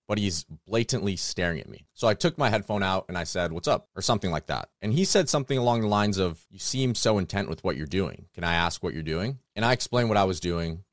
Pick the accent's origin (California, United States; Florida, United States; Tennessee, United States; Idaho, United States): California, United States; I'm from California